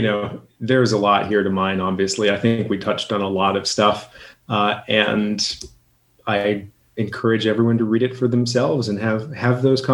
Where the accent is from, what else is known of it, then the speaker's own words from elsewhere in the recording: Boston, Massachusetts, United States; now in Portland, United States; As a Bostonian, I grew up in Boston.